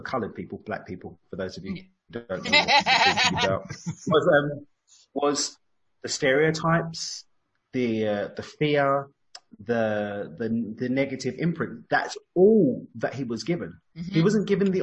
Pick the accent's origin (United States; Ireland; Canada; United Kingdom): United Kingdom; London; accent: East London; moved away; my East London accent, by the way. I've got the accent